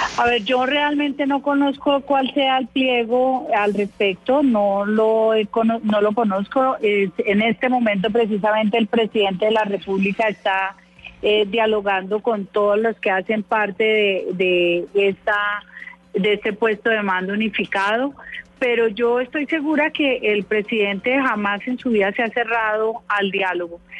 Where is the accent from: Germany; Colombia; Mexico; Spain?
Colombia; todos somos colombianos